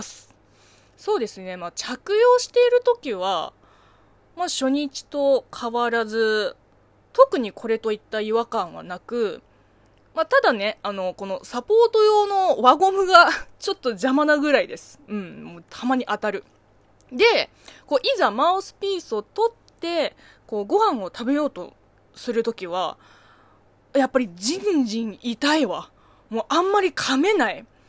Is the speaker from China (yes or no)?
yes; China; Japanese is a second language; moved away; 中国生 まれ中国育ちの私